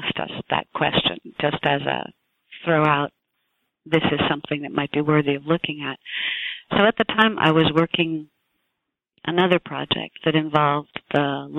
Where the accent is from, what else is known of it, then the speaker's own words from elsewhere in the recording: New Jersey, United States; born there; I was born in New Jersey. I was born into a large family.